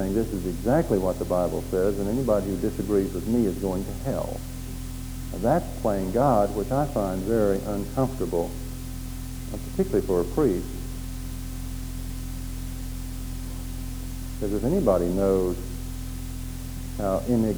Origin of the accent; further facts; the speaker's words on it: Oklahoma, United States; Growing up in Oklahoma in those days